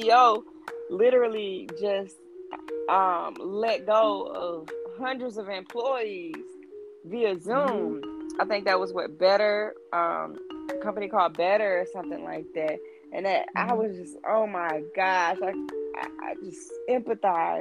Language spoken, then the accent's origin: English; Dothan, Alabama, United States; I come from Dothan, Alabama